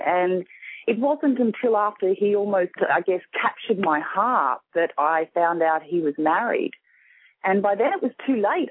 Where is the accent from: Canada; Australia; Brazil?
Australia; Sydney, New South Wales; I'm from Sydney, Australia